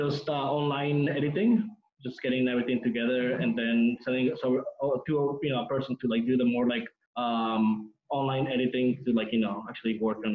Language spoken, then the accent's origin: English; Mexico; also born or lived in California, United States; my roots here, you know, my childhood and teenager years were here in Mexico